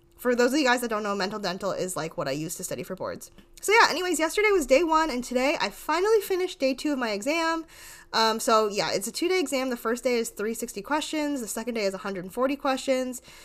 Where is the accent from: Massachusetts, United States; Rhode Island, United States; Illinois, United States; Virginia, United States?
Rhode Island, United States; I'm from, like, the smallest town ever in Rhode Island